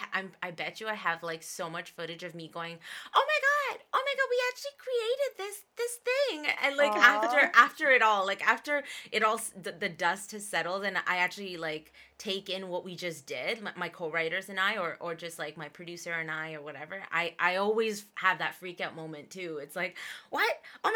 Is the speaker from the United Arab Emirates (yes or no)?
yes; Dubai, United Arab Emirates; Cause back when I was born in Dubai, and so back then there were, where I lived, there was a lot of Bollywood influence in Dubai. So I was growing up with Bollywood songs and English songs and everything.